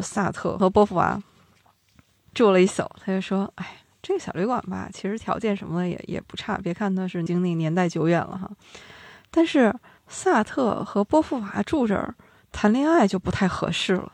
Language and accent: Chinese; Northeast China, China; 我们东北人的幽默也是这么来的